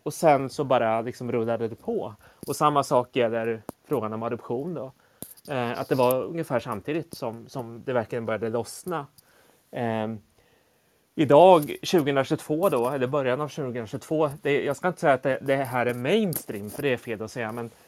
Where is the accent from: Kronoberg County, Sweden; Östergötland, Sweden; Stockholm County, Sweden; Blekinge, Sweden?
Östergötland, Sweden; Motala; also born or lived in South Korea; jag är ju född i Sydkorea och adopterades till Sverige i början på 70-talet. Eh, och då var jag bara ja, sju, åtta månader gammal. Eh, och några år senare fick jag också en syster från Sydkorea, adopterad. Eh, och vi växte upp i en liten stad som heter Motala